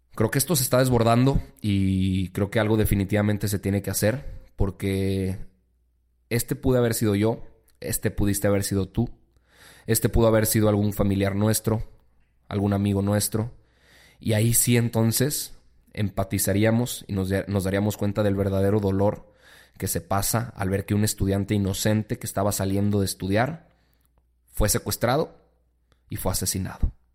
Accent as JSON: {"language": "Spanish", "country": "Mexico", "said": "como mexicanos"}